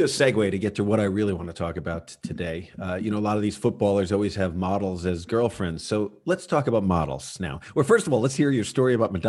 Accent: Ireland; Well, I'm Irish.

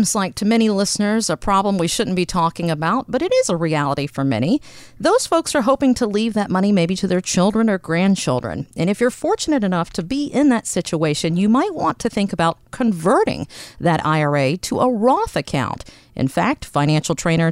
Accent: East Coast, United States; as an East Coast girl

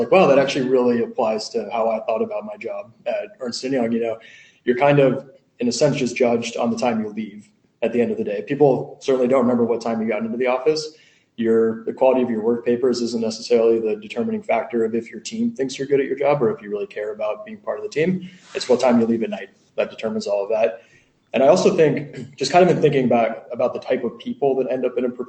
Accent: Los Angeles, California, United States; also born or lived in Syracuse, New York; I'm from Los Angeles originally

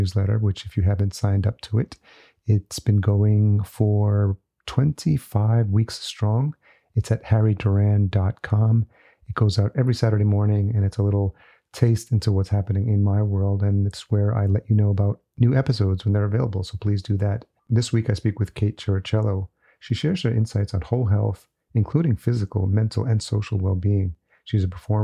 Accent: Yonkers, New York, United States; moved away as an adult; now in Minneapolis, United States; grew up in Yonkers.

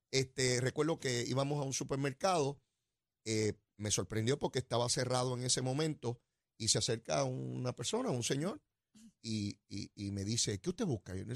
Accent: Guaynabo, Puerto Rico; No, de eso no soy, soy de acá, de Sonadora de Guainabo, de esos son los míos de acá.

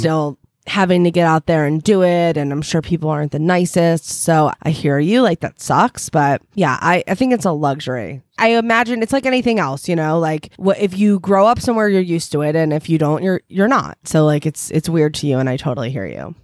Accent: New Jersey, United States; also born or lived in Philadelphia, Pennsylvania; I grew up in New Jersey

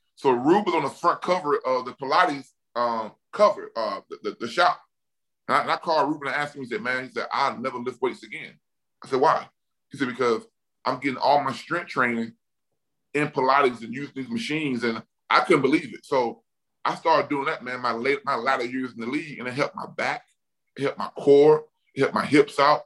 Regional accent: Mobile, Alabama, United States; I'm from Mobile, Alabama

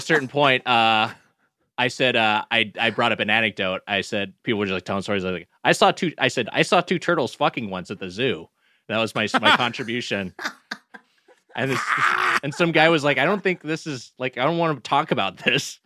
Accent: Southern California, United States; as someone from SoCal

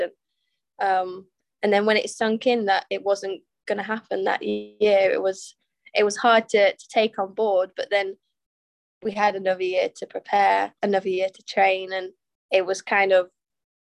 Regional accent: Coventry, West Midlands, United Kingdom; I grew up in Coventry, and I started judo when I was 8

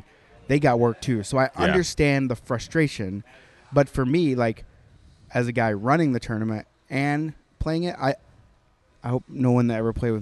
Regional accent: Oklahoma, United States; I'm from Oklahoma.

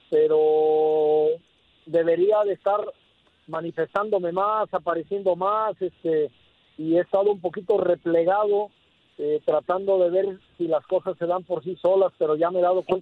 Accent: Colima, Mexico; también acá en mi tierra, en Colima, que es donde ando

